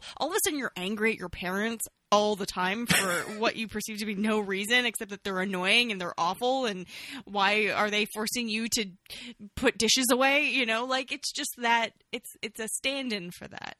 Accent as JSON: {"language": "English", "town": "Toronto", "region": "Ontario", "country": "Canada", "tie": "born or raised there", "said": "I'm obviously from Toronto. I obviously grew up there. I was a kid there in 2002."}